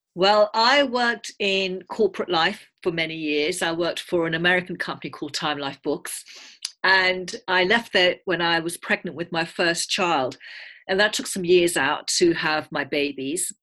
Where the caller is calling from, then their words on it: south of Cambridge, East of England, United Kingdom; I'm calling from England. I live just south of Cambridge.